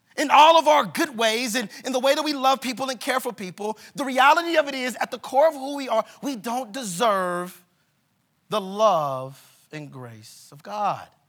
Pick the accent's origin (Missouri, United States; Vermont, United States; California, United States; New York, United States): Missouri, United States; Kansas City; moved away as an adult; now in Denver, United States; we are from Kansas City, Missouri